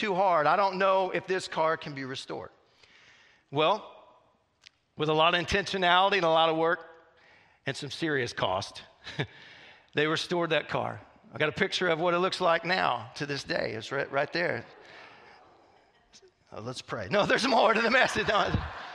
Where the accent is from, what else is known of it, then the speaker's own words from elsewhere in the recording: Southwest Missouri, United States; moved away; I grew up in Southwest Missouri